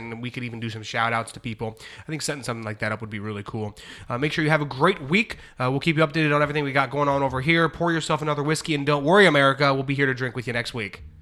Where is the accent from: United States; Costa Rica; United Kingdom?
United States; Ohio; I'm from Ohio